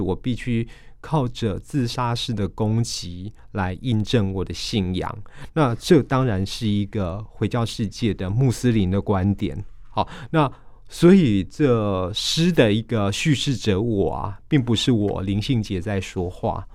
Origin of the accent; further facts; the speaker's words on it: Taiwan; 我们台湾人